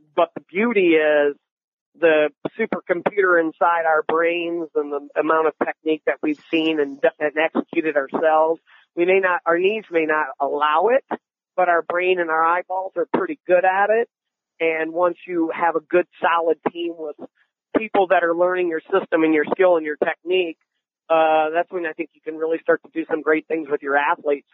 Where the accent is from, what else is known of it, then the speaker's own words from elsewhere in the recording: Ann Arbor, Michigan, United States; moved away as an adult; also born or lived in Arizona; Growing up in Ann Arbor